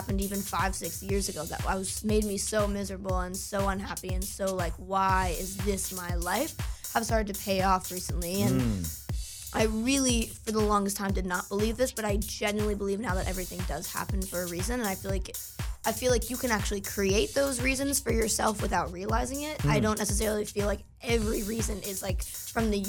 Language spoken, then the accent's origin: English; United States; moved away as an adult; also born or lived in New Jersey; I'm from New York, and my family lives there